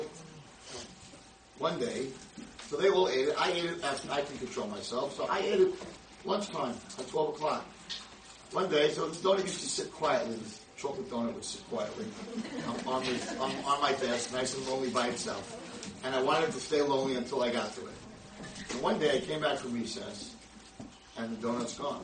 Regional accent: United States; I'm the American rabbi

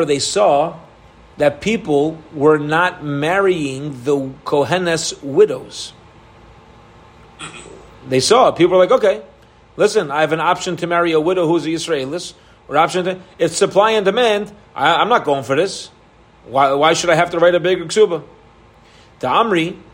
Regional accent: Baltimore, Maryland, United States; I was from Baltimore.

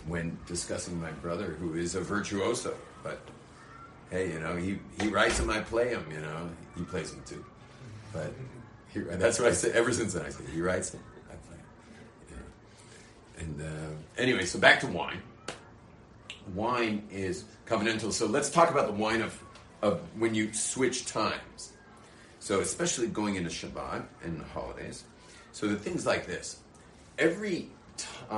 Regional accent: Australia; now in Jerusalem, Israel; I'm from Australia

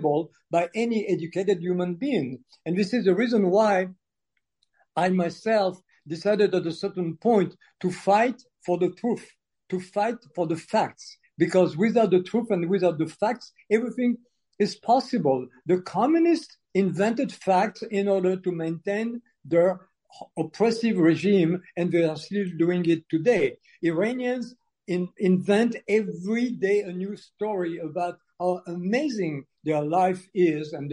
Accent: Algeria; moved away; also born or lived in France; I was born in Algeria when Algeria was still part of France, and because of the decolonization process, my family was expelled.

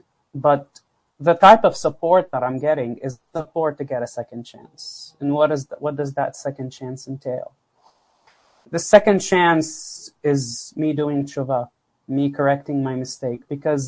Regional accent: Florida, United States; I'm telling you, I'm a guy from South Florida.

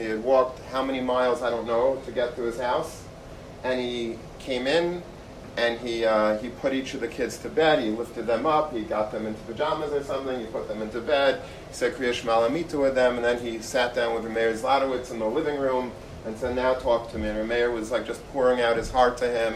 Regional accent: Long Beach, New York, United States; I grew up in Long Beach

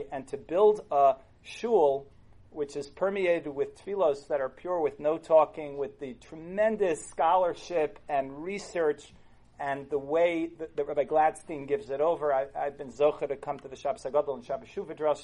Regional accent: New York City, New York, United States; moved away; I grew up in Kew Garden Hills, Queens

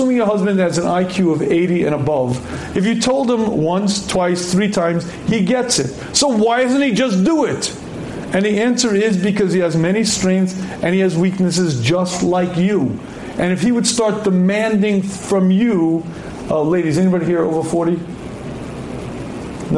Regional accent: New York City, New York, United States; I was born in Queens.

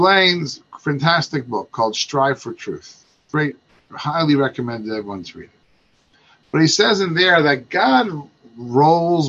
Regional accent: Baltimore, Maryland, United States; I'm from Baltimore

